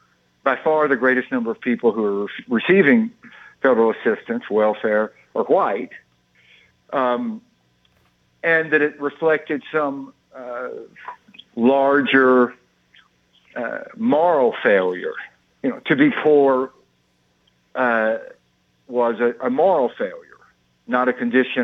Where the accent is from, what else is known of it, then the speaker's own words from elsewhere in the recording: Mississippi, United States; I'm from Mississippi